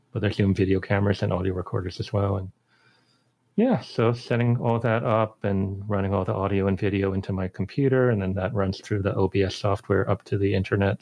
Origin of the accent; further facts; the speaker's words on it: Boston, Massachusetts, United States; moved away; they had a nice program in Boston uh, where I grew up